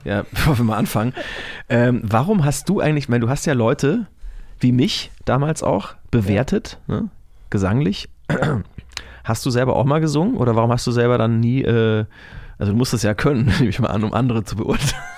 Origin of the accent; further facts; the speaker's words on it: Franconia, Bavaria, Germany; ich komme aus Franken